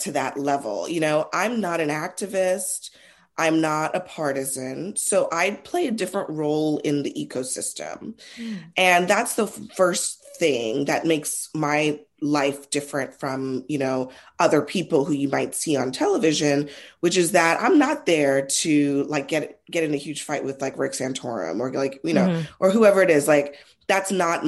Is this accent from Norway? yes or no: no; Trinidad & Tobago; I'm Trinidadian.